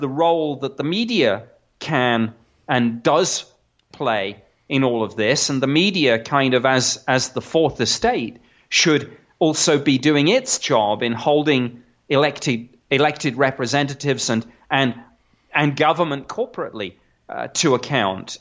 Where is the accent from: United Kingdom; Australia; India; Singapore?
United Kingdom; now in United States; I'm I'm a Brit